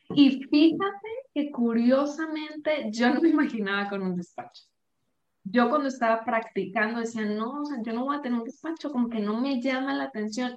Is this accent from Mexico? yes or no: yes; Sinaloa, Mexico; moved away as an adult; now in Guadalajara, Mexico; yo soy de Sinaloa, pero vivo ahorita en Guadalajara, ya tengo más de dos años aquí.